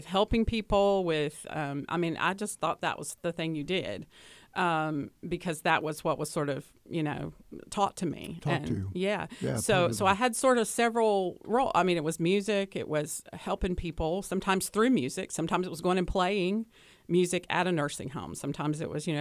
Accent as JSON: {"language": "English", "town": "Hickory", "region": "North Carolina", "country": "United States", "tie": "born or raised there", "accent": "Southern", "said": "I grew up in Hickory, North Carolina"}